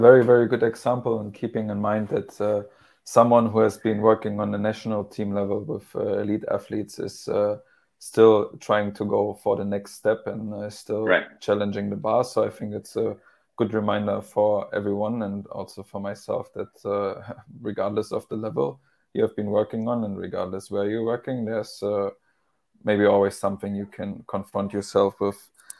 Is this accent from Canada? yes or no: no; Germany; English is a second language; And even though I'm from Germany and even though this is my hometown, it's still a new environment for me, a new culture.